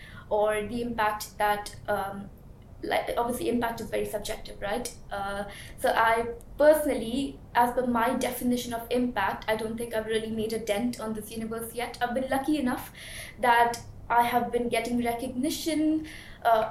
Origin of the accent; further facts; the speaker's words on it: Mumbai, Maharashtra, India; moved away; I was born and brought up in Mumbai, and I did my bachelor's in Mumbai as well